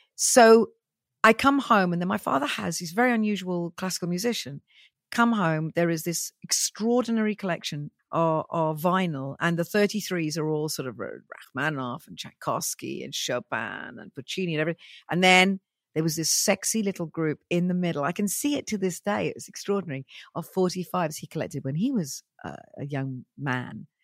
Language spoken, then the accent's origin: English; Welsh, Wales, United Kingdom; I'm very Welsh, you know, I have that beaky look